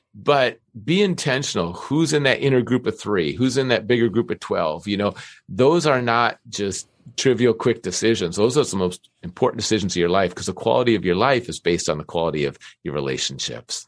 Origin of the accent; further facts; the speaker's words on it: Minnesota, United States; I grew up in Minnesota